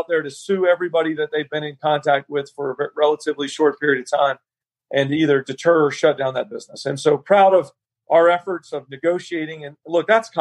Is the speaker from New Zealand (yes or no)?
no; Alpharetta, Georgia, United States; also born or lived in Roswell, Georgia; growing up in Alpharetta